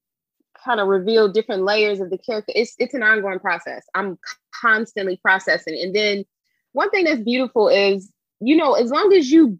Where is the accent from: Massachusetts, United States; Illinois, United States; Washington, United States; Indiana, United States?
Illinois, United States; Chicago; my experiences as a Black girl growing up on the South Side of Chicago